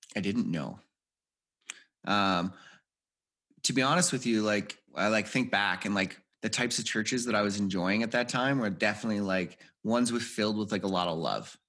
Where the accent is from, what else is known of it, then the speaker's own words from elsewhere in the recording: Edmonton, Alberta, Canada; I grew up in Edmonton, Alberta, Canada